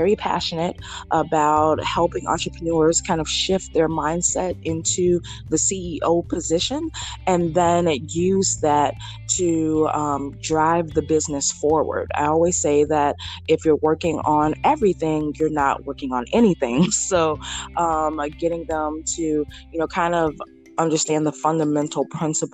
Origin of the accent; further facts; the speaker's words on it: Chicago, Illinois, United States; greetings from Chicago, Illinois. That's my hometown, and that's where I'm from